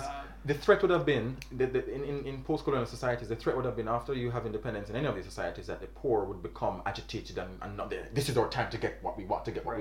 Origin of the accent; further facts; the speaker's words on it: Jamaica; I'm from Jamaica